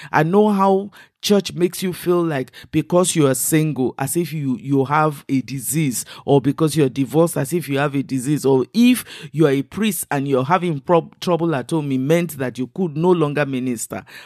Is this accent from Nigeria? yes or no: yes; Western Nigeria, Nigeria; first language Igbo (Ukwuani/Kwale); English is a second language; I am Nigerian and I come from the southern Nigerian. I grew up in the West, so I speak, um, the Yoruba language as well as my own native language, which is, uh, uh, Igbo, Kwale kind of language